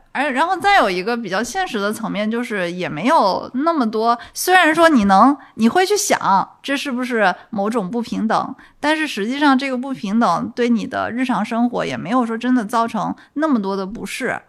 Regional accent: Guangdong, China; also born or lived in London; 我广东长大嘛

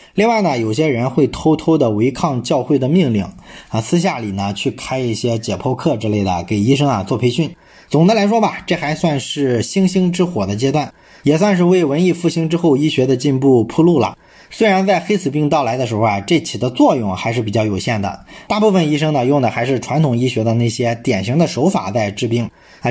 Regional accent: China; 这其实呢说明我们中国人在宗教上是一个非常宽容的民族

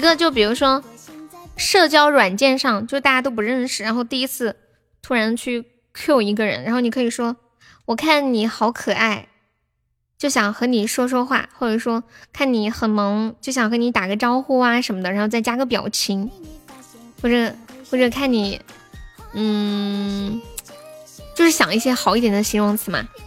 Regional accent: Sichuan, China; accent: Sichuanese; moved away; also born or lived in Shaanxi; 我除了在四川，就是在陕西待的最久了

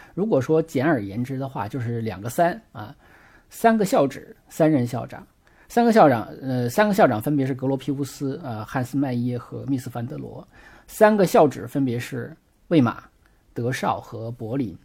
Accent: China; 我们中国人

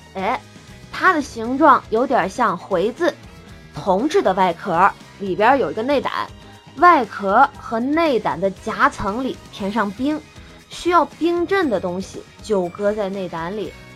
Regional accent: the South, southern China, China; 我是南方人，我们南方在潮湿的春天过后，就到了屋子跟蒸笼一样的夏天

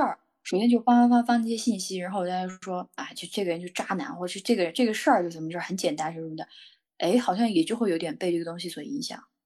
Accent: Yunnan, China; 我是云南人

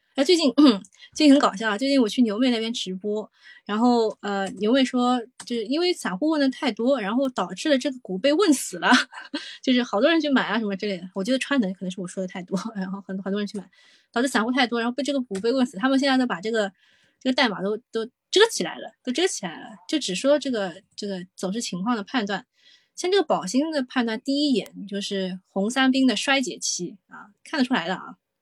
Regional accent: Shanghai, China; 作为一个上海人

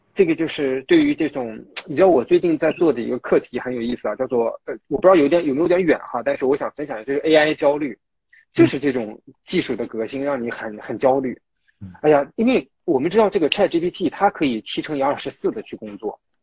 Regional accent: Taiyuan, Shanxi, China; moved away; 我家是太原的

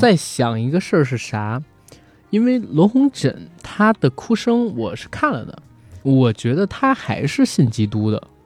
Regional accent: China; 首先当然首当其冲的就是我们是中国人

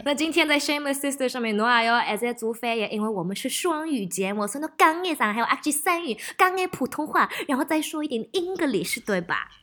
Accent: Melbourne, Victoria, Australia; moved away; also born or lived in Shanghai; 我又回到我的老家，在墨尔本拍戏

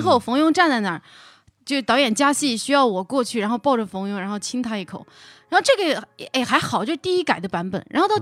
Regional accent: Yunnan, China; accent: Yunnan; moved away; 我是个云南人嘛

